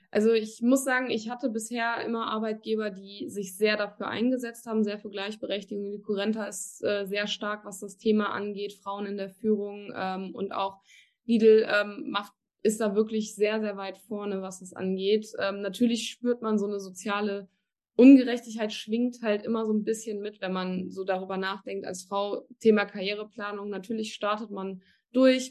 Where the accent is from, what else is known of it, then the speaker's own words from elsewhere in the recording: Germany; moved away as an adult; now in Cologne, Germany; Ich komme gebürtig aus der Eifel, also wirklich aus einem ganz kleinen, verschlafenen Ort